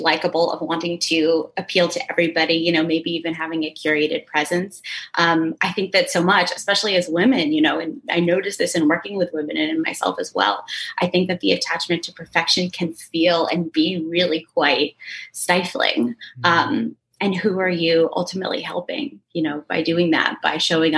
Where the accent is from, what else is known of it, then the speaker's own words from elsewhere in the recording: Connecticut, United States; now in New York City, United States; I grew up in Connecticut, about an hour outside of the city